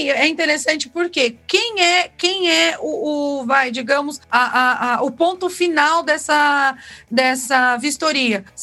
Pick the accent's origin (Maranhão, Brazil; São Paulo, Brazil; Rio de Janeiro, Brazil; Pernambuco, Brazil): São Paulo, Brazil; Caraguatatuba; E, e eu vou falar para você, eu vim de Caraguatatuba, eu trabalhei em administradora